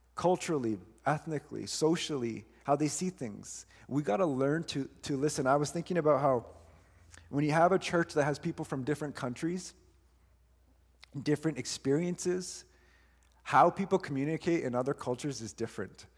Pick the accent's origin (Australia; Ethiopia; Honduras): Honduras; I am still from Honduras. I still have that. I don't lose